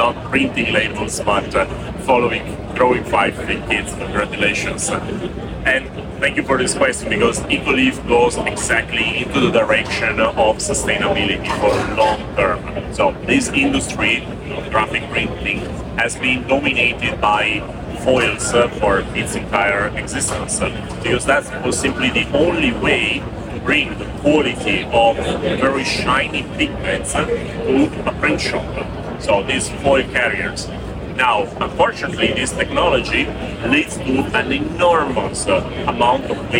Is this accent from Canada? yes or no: no; Italy; I come from Italy